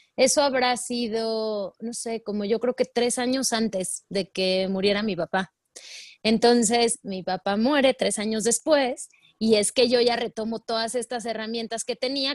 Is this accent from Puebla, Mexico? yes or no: yes; Puebla, Mexico; moved away as an adult; now in Mexico City, Mexico; toda mi vida viví en Puebla, soy, soy de Puebla